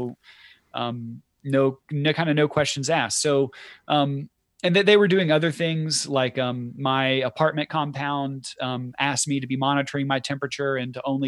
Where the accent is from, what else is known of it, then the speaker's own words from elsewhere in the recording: Rome, United States; moved away as an adult; also born or lived in Beijing; my hometown for 2 weeks, in Rome